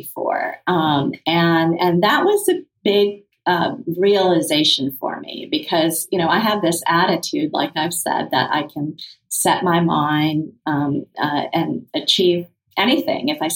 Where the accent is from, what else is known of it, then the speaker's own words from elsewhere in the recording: Kenya; moved away; Having been born in Kenya, being Indian